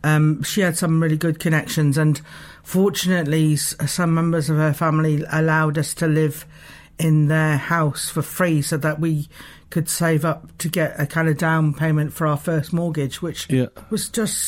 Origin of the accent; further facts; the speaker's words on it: London, United Kingdom; now in Dunedin, New Zealand; And I come from a, you know, I come from a North London where a massive lesbian community